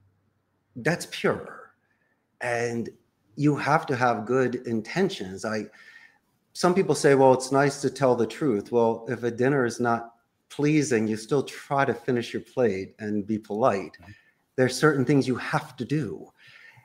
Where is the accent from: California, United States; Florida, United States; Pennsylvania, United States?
Pennsylvania, United States; Philadelphia; moved away as an adult; now in Costa Rica; I'm from Philadelphia. I live in Costa Rica.